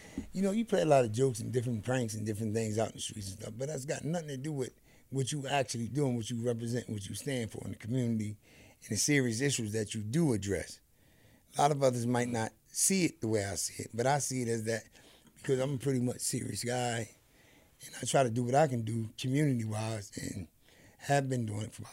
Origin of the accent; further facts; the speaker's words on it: New Jersey, United States; I'm over here from Jersey